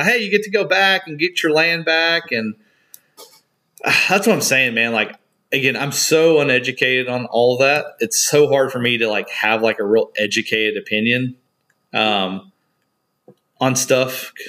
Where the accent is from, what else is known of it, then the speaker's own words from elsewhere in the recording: United States; And I'm so alien to it because we grew up in America, right?